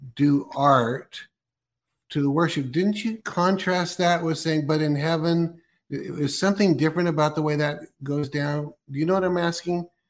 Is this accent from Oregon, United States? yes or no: yes; Oregon, United States; also born or lived in California; I was born in Oregon and I'm in Oregon now